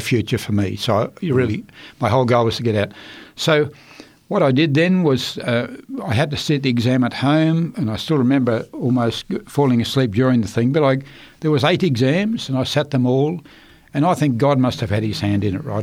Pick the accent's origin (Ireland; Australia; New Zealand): Australia; Queensland; also born or lived in Rockhampton, Queensland / Chinchilla, Queensland; I was born in Rockhampton, Queensland, in uh, 1940